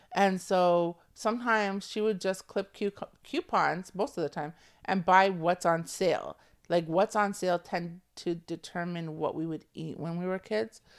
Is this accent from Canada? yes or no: yes; Toronto, Ontario, Canada; I'm from Toronto. You co, we come from a city that, like, is multicultural